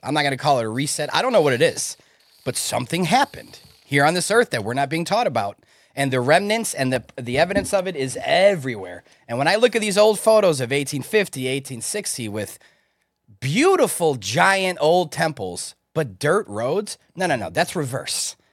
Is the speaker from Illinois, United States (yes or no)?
yes; Chicago, Illinois, United States; I was born in Chicago. So we were taught in school about the Chicago fire